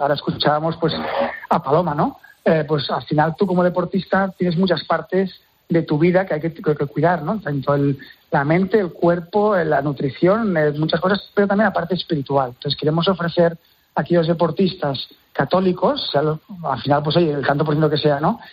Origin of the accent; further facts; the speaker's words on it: Terrassa, Catalonia, Spain; Yo soy de Tarrasa y el hockey sobre hierba es casi casi una religión